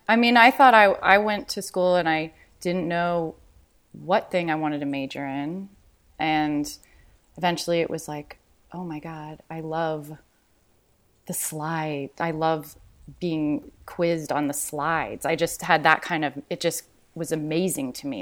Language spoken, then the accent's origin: English; Los Angeles, California, United States; also born or lived in New York; I grew up in Venice, and um, then from there, my mom my mom's English. My father is a local LA person